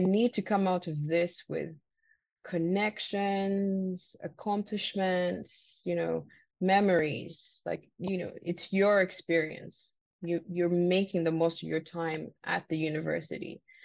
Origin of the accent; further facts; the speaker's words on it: Uganda; moved away as an adult; also born or lived in Vancouver, Canada / Victoria, Canada; now in Canada; I came on my own from Uganda um, 2016 in um, August